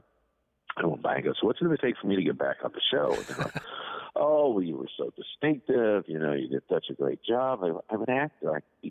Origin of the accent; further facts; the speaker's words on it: Canada; moved away; I grew up in Canada, as it happens, and I belong to the unions up there.